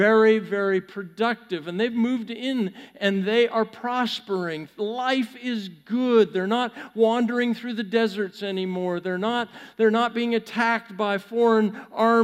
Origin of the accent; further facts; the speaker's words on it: Pacific Northwest, United States; now in Texas, United States; I grew up in the Pacific Northwest